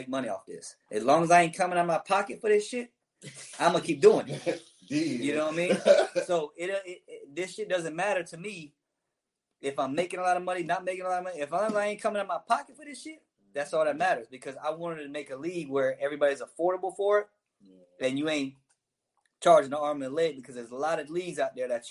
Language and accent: English; Daytona Beach, Florida, United States; I'm from Daytona Beach